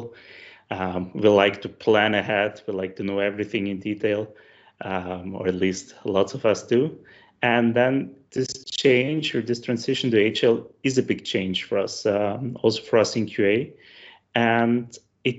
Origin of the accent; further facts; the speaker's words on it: Styria, Austria; I'm from the south of Austria. So if any of your listenings are wondering why my accent sounds familiar, that's because I'm from the same area as Arnold Schwarzenegger